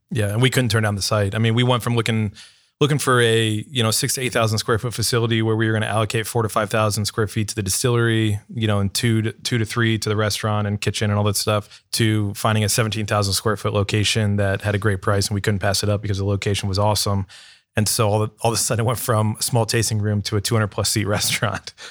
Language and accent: English; Canton, Ohio, United States; moved away as an adult; now in Columbus, United States; I'm from Northeastern Ohio, Canton, Ohio specifically.